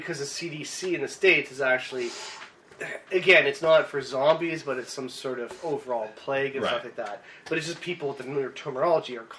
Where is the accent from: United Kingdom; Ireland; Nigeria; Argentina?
Ireland; I'm Irish